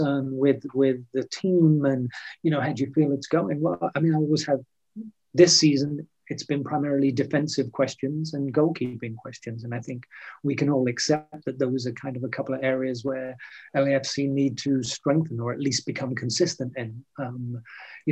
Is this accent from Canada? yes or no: no; England, United Kingdom; now in Los Angeles, United States; being English